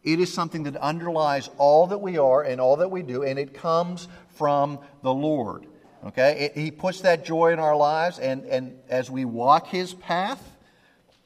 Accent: Pennsylvania, United States; I grew up in Pennsylvania

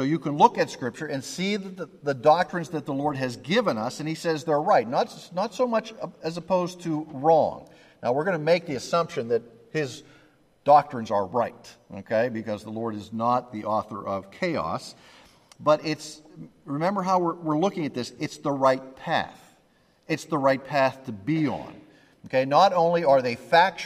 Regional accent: Pennsylvania, United States; I grew up in Pennsylvania

